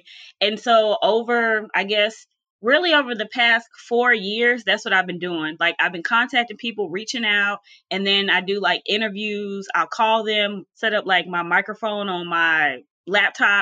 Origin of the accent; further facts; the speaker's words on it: Charlotte, North Carolina, United States; also born or lived in Philadelphia, Pennsylvania; I was born in Philadelphia, but raised in Charlotte, North Carolina